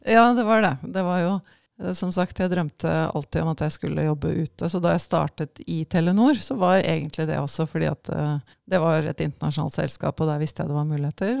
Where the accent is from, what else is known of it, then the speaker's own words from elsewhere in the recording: Hølen, Viken, Norway; moved away as an adult; also born or lived in Asia; Jeg er oppvokst i Hølen, som er et lite tettsted mm. utenfor mm. Oslo.